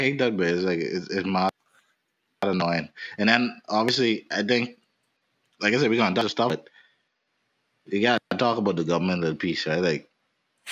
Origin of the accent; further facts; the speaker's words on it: Nassau, New Providence, Bahamas; we grew up in Nassau